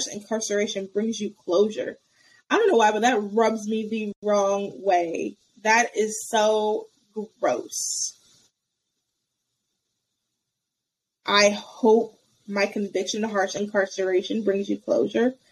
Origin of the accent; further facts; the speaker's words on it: United States; being an American